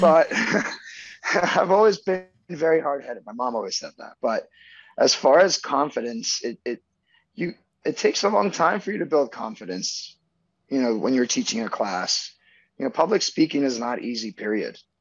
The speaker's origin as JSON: {"language": "English", "town": "Miami", "region": "Florida", "country": "United States", "tie": "born or raised there", "also_born_or_lived": "Venezuela / New York City", "said": "We moved in 98, 96 to Miami right after he passed away"}